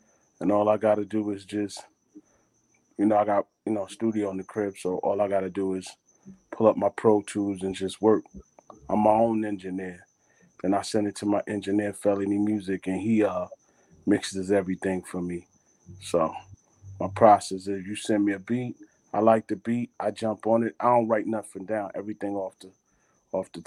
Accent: New York City, New York, United States; growing up in Brooklyn. You know what I'm saying? I'm originally from Flatbush, Brooklyn, so you know, West Indian background

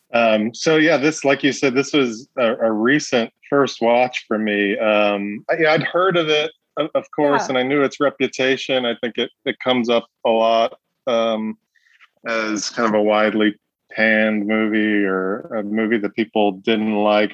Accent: New York City, New York, United States; pretty much my whole experience growing up was in this kind of you know these these tight knit Italian American families in southern Brooklyn

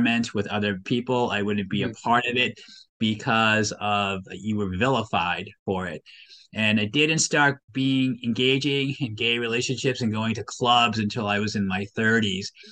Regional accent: Waltham, Massachusetts, United States; I'm originally from this state. I grew up in Waltham

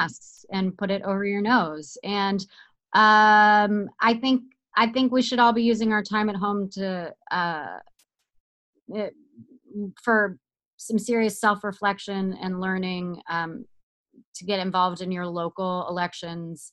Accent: Georgia, United States; now in Malibu, United States; I'm in Malibu and they call Malibu, Alabama, and I'm from Georgia

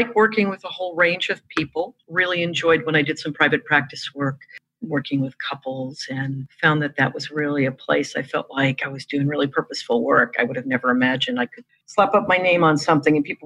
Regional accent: New York, United States; I'm a New Yorker

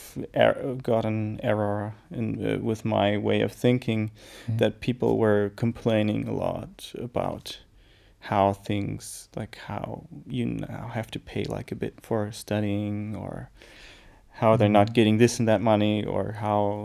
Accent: United States; now in Germany; being like American born, my mother American

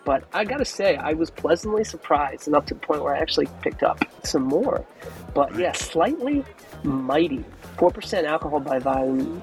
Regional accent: Maryland/Delaware Eastern Shore, Delmarva Peninsula, United States; I grew up on this on the Maryland Delaware Eastern Shore ish

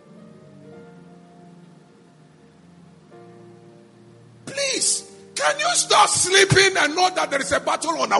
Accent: Ghana; I'm a Ghanaian.

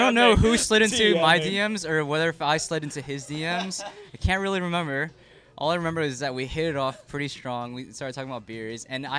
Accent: Chicago, Illinois, United States; I'm from Chicago

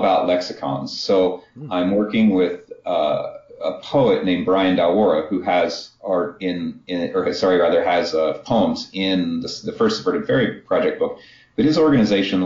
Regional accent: Kansas, United States; I got an art degree from Kansas

